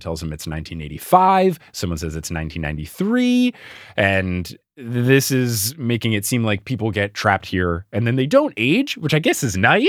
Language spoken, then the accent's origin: English; New Jersey, United States; also born or lived in Texas; And my friends and I, born and raised in New Jersey, thought, what MTV reality show are they filming in Seaside Heights, New Jersey? And then I moved to Texas and the show came out and everyone knew me as the guy from New Jersey.